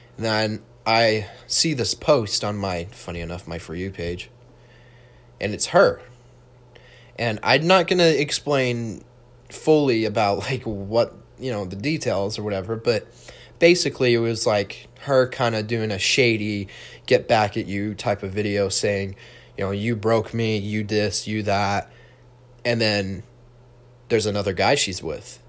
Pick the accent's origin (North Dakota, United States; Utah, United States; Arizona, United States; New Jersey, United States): Utah, United States; I was born in Utah.